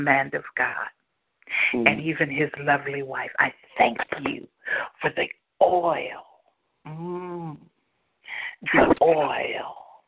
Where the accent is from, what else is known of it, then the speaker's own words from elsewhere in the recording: Indianapolis, Indiana, United States; moved away; also born or lived in Hanahan, South Carolina; I'm from Indianapolis originally